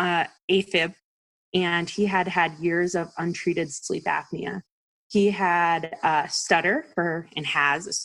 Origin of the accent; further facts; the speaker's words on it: East Coast, United States; I'm from the East Coast